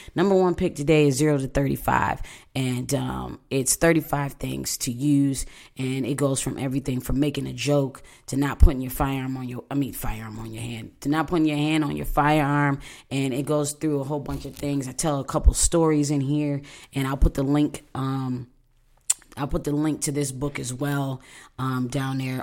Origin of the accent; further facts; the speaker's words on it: Buffalo, New York, United States; moved away; I'm from Buffalo, New York